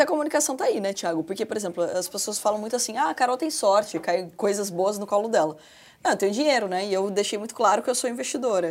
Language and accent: Portuguese; Porto Feliz, São Paulo, Brazil; accent: caipira; eu sou de Porto Feliz, então o caipirês ajuda também